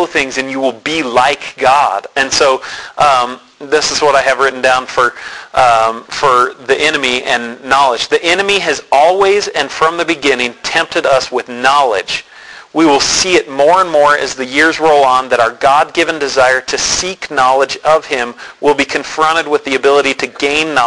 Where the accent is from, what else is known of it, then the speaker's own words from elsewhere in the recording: Denver, Colorado, United States; I grew up in Denver, went to an amazing church, Calvary Temple